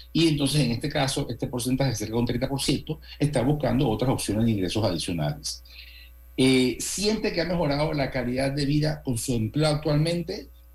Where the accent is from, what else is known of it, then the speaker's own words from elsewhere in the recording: Panama; toda la vida como panameños hemos disfrutado y hemos tenido